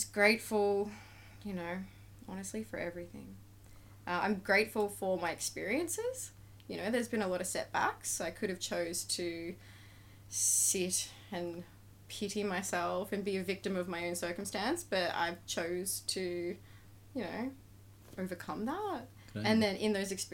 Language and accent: English; Beaudesert, Queensland, Australia; now in Gold Coast, Australia; I grew up in Bow Desert. I like to call it beautiful desert